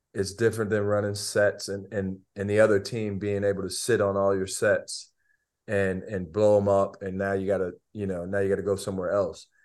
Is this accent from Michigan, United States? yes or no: yes; Albion, Michigan, United States; I'm from Albion Michigan it's like 30 minutes away I watched I watched Kenyon their dad play when I was in, in middle school